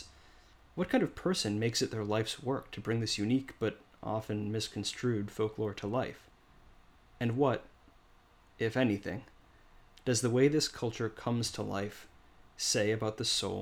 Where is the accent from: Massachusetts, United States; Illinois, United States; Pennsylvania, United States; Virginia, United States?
Illinois, United States; near Chicago; moved away as an adult; also born or lived in Oregon; my hometown near Chicago